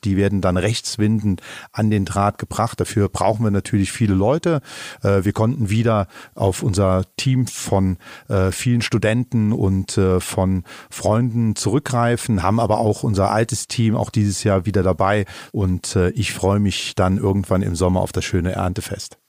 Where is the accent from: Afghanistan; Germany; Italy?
Germany; Eifel; hier bei uns in der Eifel